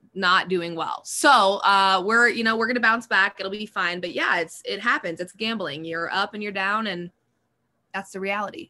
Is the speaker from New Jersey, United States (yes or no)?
no; Denver, Colorado, United States; I am from Denver